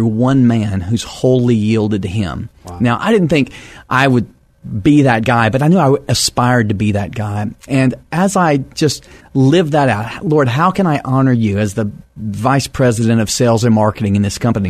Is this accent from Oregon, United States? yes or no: no; Texas, United States; also born or lived in Fort Worth, Texas / Nashville, Tennessee / Dallas, Texas; now in San Antonio, United States; I'm a Texas native